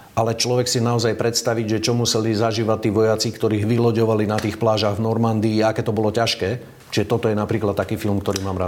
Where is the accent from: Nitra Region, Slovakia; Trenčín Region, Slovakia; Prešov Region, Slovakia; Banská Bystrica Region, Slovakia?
Trenčín Region, Slovakia; Upper Nitra; now in Bratislava, Slovakia; pochádzam z Hornej Nitry